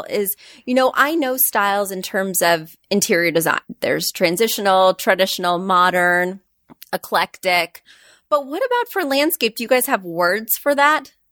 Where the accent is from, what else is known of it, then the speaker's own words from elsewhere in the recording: Midwest, United States; I grew up in the Midwest, and we get everything a little later out there.